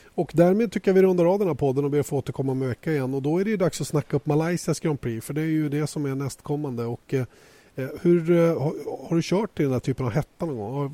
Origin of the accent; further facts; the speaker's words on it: Sweden; här hemma i Sverige